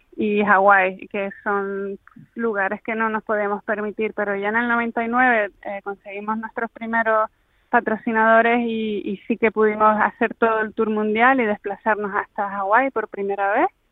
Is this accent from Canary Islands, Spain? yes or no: yes; Canary Islands, Spain; siendo Canarias